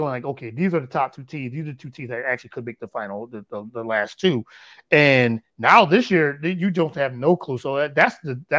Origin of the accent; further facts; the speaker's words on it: Connecticut, United States; I am from Connecticut.